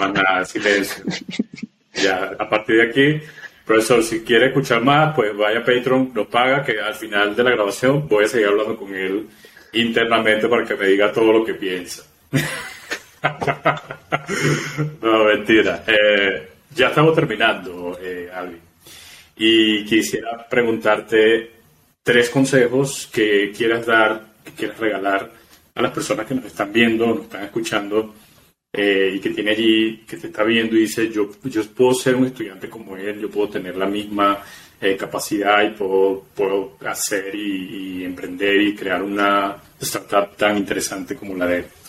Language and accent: Spanish; Venezuela; moved away; yo soy también eh, inmigrante, soy venezolano